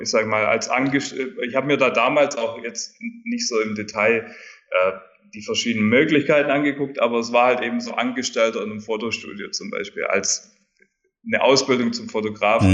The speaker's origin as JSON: {"language": "German", "region": "rural southern Germany", "country": "Germany", "tie": "born or raised there", "also_born_or_lived": "Dubai", "moved": "as an adult", "said": "weil ich bin ja auf dem Land aufgewachsen in Deutschland. Äh, schöne Landschaften überall in Süddeutschland um mich rum, Bayern"}